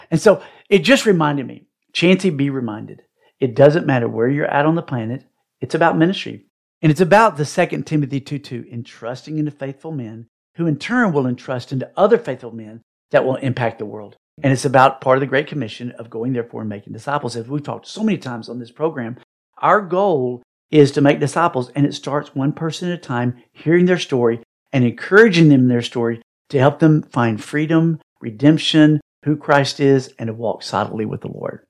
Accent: United States; I'm an American

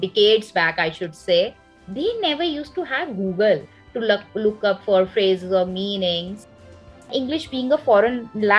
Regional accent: India; As an Indian

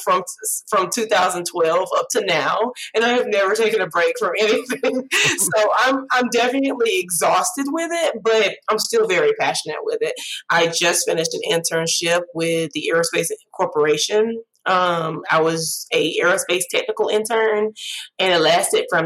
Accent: Alexander City, Alabama, United States; I graduated high school in 2012 from Alexander City because that's my hometown

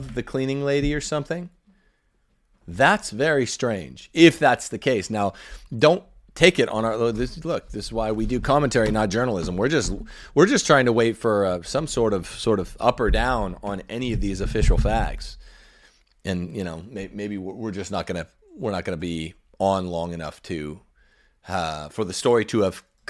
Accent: Thousand Oaks, California, United States; moved away; also born or lived in Los Angeles area; I'm a native Angelino. You guys might not know, I was born in Thousand Oaks, California, in Ventura County

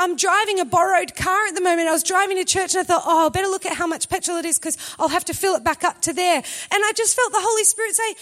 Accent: Australia; We're Australian.

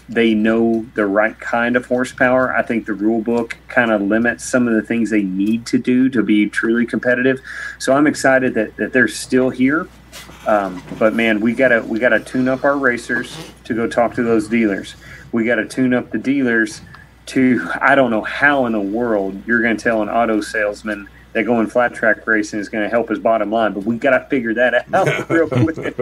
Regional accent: Kentucky, United States; I grew up in Kentucky

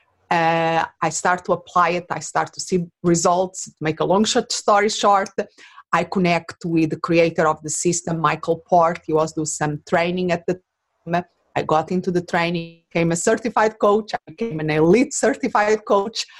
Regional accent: Portugal; English is a second language; moved away as an adult; now in Phoenix, United States; I was not born in this country that now is my home. I live in Arizona, in Phoenix, but originally I'm from Portugal

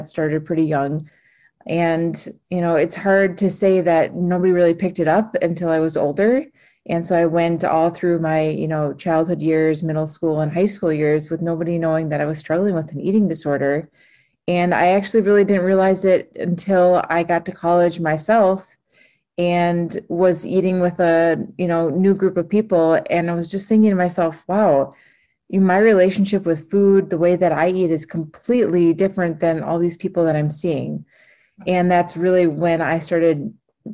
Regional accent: Minnesota, United States; I grew up in Minnesota

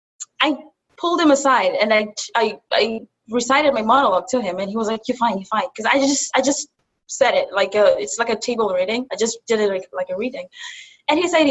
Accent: Kenya; also born or lived in Buffalo, United States; now in New York City, United States; I'm from Kenya. I moved from Kenya to Buffalo and from Buffalo to New York City

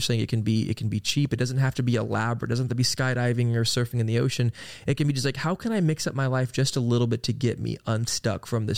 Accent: Oklahoma, United States; Cause yeah, it's like we grew up in Oklahoma, where, you know, it's pretty boring and not much to do.

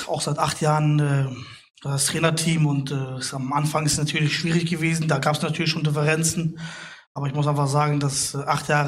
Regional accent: Bremen, Germany; Ich bin Bremer ja, Jung ja.

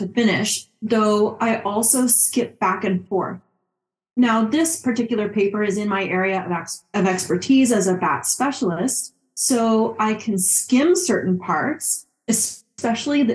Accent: Montreal, Quebec, Canada; moved away as an adult; also born or lived in Calgary, Alberta / Qatar; now in New York, United States; I am from Montreal, Quebec, where I went to McGill University for a Bachelor of Science in Agriculture

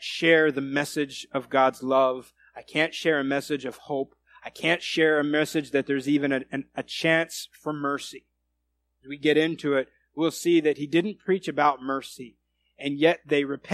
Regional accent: United States; I'm an American.

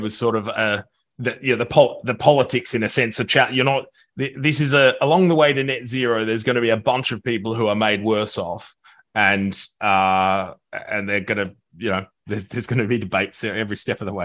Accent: Australia; moved away; my home country of Australia

